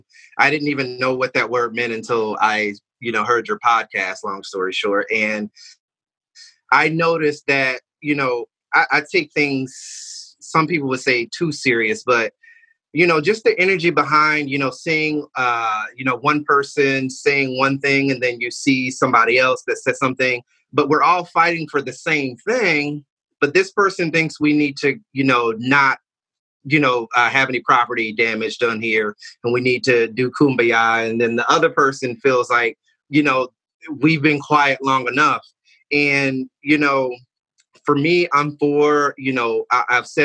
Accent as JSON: {"language": "English", "town": "Albany", "region": "Georgia", "country": "United States", "moved": "yes", "lives_now": "Ocoee, United States", "said": "I'm straight out of Georgia. I'm from Albany, Georgia, down south."}